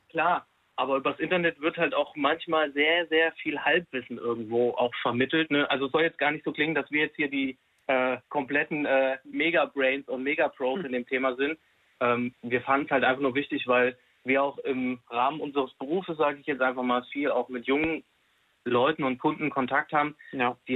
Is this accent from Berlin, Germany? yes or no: no; Hesse, Germany; Wir kommen jetzt aus der Nähe von Fulda, das kennt man irgendwo noch, sage ich mal.